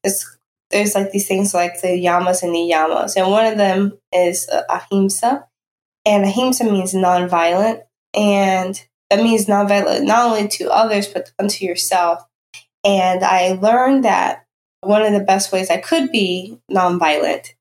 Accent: Danville, Virginia, United States; I grew up in rural southwestern Virginia. I grew up in Danville, Virginia

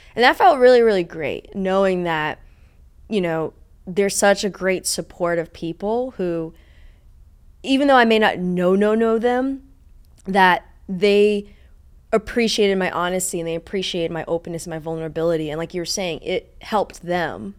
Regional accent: East Coast, United States; now in Los Angeles, United States; I'm from the East Coast

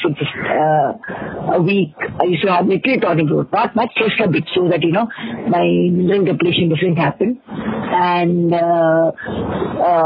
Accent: Mumbai, Maharashtra, India; also born or lived in Andhra Pradesh; I was born in Andhra. I was brought to Mumbai when I was just about 4 months old

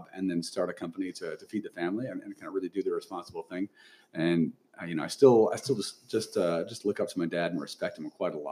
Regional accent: Lodi, California, United States; also born or lived in Fresno, California / Oregon / Boston; I grew up in Lodi, California

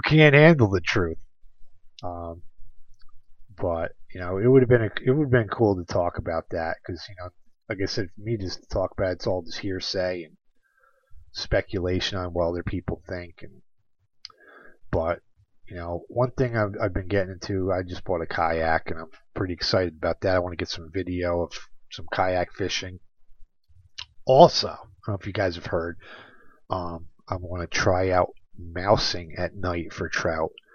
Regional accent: New York, United States; my home state of New York

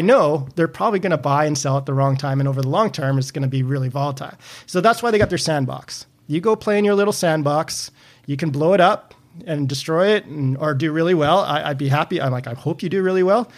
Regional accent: Canada; I'm Canadian

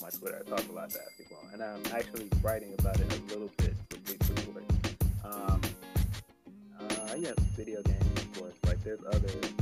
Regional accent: Chicago, Illinois, United States; I'm from Chicago

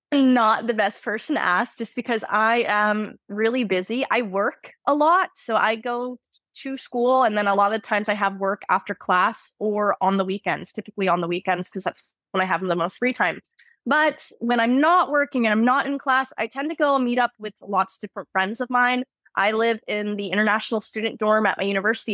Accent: Florida, United States; moved away as an adult; now in Moscow, Russia

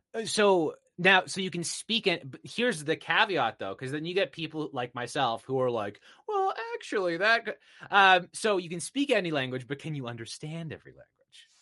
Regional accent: Canada; I'm Canadian

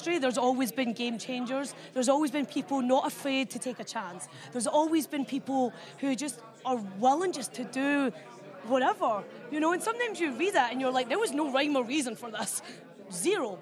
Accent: Scotland, United Kingdom; I'm from Scotland

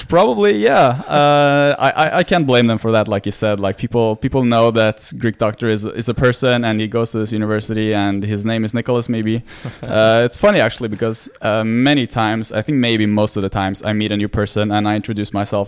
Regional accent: Norway; English is a second language; born and raised in Norway, so I'm I'm Norwegian, 100%

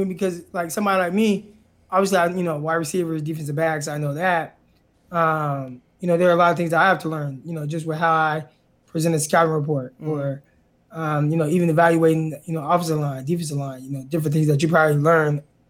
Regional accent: Stockton, California, United States; Yeah, I'm from Stockton. So I've lived there pretty much majority of my life, born and raised there. It's about, like, you know, 30 minutes south of Sacramento, about 45 minutes from the Bay Area

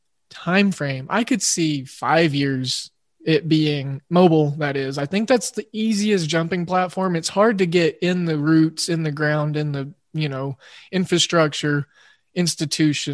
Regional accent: Oklahoma, United States; it being my home state

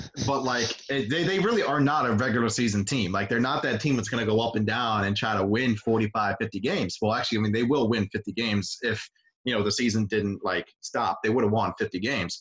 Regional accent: Michigan, United States; growing up in Michigan

